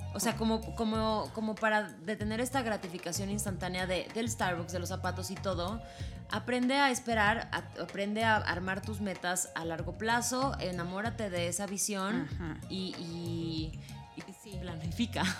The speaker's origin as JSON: {"language": "Spanish", "country": "Mexico", "said": "como mexicanos"}